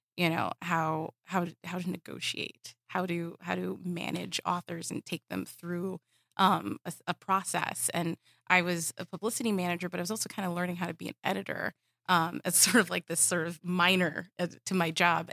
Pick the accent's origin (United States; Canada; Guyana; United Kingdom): United States; Southern California; I grew up in Southern California